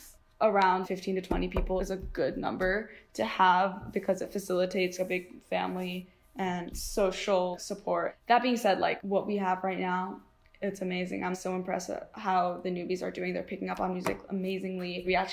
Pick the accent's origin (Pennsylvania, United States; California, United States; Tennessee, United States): California, United States; San Diego; I'm from San Diego, California.